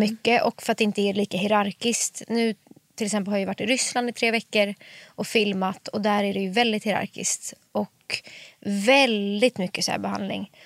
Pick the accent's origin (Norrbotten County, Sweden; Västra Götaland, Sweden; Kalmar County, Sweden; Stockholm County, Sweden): Stockholm County, Sweden; Stockholm; born or raised there; also born or lived in Bromma / Farsta / Hökarängen